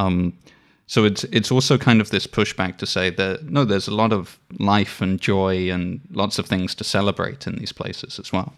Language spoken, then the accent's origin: English; Isle of Wight, South East England, United Kingdom; I grew up on the Isle of Wight